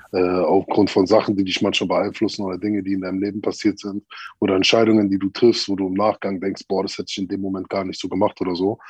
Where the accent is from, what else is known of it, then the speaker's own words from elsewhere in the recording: Berlin, Germany; Ich bin ja. in der Thermosiedlung aufgewachsen, da wo Samra auch herkommt